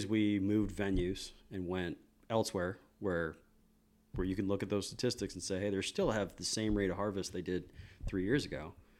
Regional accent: Northern Virginia, United States; we're from the Northern Virginia area

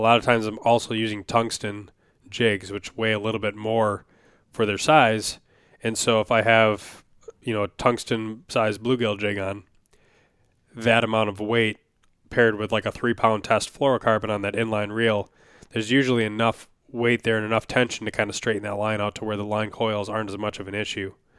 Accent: Wisconsin, United States; now in Minnesota, United States; I grew up in Wisconsin for at least a lot of my memorable childhood. You know, I lived in a couple places when I was very young

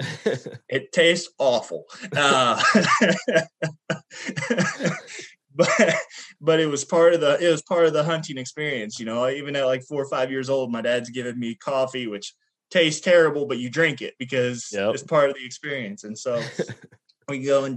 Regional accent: Du Quoin, Illinois, United States; I was born in Southern Illinois, very bottom of the state. So we're closer to Paducah, Kentucky and Tennessee than we are to Chicago

